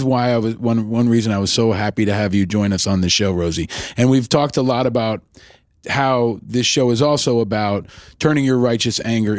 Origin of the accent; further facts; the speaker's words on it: New York, United States; I grew up in New York, of course.